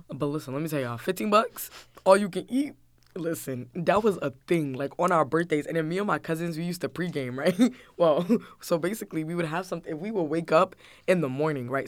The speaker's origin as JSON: {"language": "English", "region": "New Jersey", "country": "United States", "tie": "born or raised there", "also_born_or_lived": "Atlanta, Georgia, United States", "said": "I moved up to Jersey"}